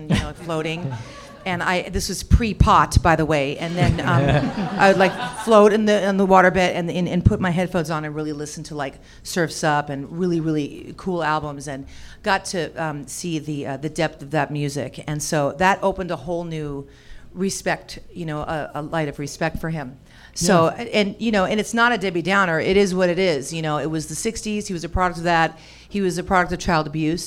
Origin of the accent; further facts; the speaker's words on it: California, United States; I grew up in California